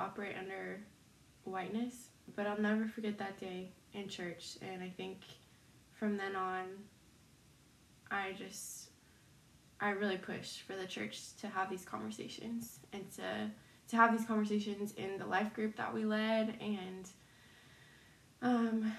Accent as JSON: {"language": "English", "town": "Minneapolis", "region": "Minnesota", "country": "United States", "tie": "born or raised there", "moved": "yes", "said": "my hometown"}